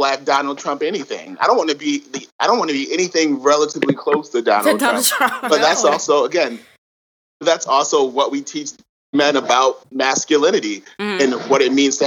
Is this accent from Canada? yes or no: no; Connecticut, United States; I'm from Connecticut